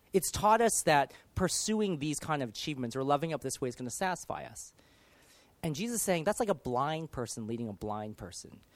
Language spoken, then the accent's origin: English; Los Angeles, California, United States; now in United Kingdom; I grew up in the States. I grew up in Los Angeles